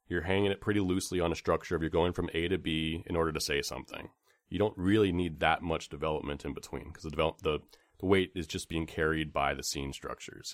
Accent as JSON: {"language": "English", "area": "Bay Area", "region": "California", "country": "United States", "tie": "born or raised there", "said": "growing up in the Bay Area"}